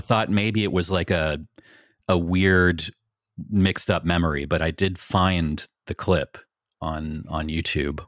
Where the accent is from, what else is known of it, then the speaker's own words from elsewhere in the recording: Niagara, Ontario, Canada; I grew up in Niagara and we're right next to the Welland Canal